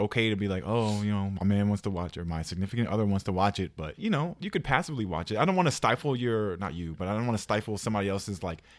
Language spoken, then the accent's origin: English; Dallas, Texas, United States; So I grew up in Dallas. You know, I grew up a Cowboys fan.